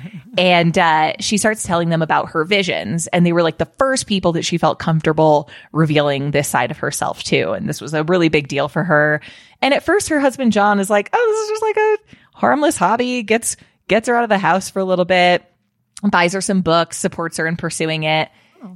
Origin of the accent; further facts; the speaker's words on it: Colorado, United States; my home state of Colorado